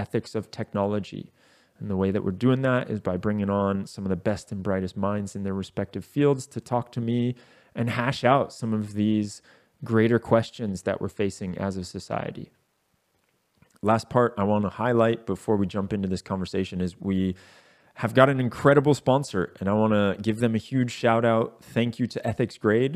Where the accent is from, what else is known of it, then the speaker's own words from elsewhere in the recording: United States; the US, my home country